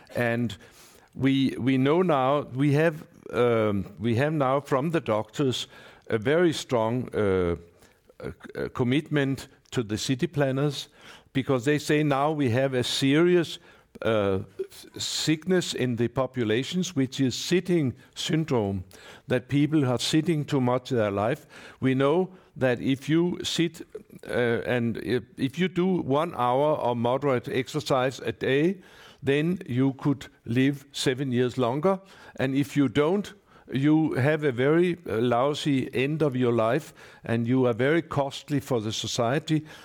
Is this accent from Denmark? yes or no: yes; Copenhagen, Capital Region of Denmark, Denmark; I come from Copenhagen